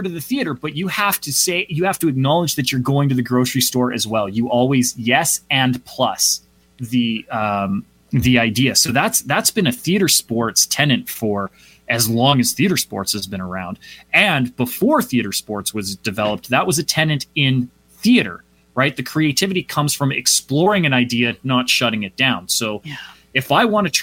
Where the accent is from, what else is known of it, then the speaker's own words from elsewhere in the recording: Calgary, Alberta, Canada; also born or lived in Vancouver / Toronto; my hometown of Calgary, Alberta